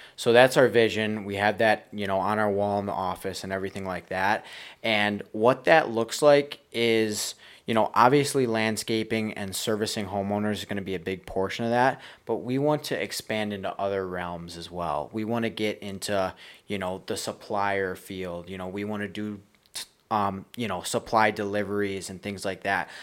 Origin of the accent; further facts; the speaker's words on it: Buffalo, New York, United States; I'm from Buffalo, New York.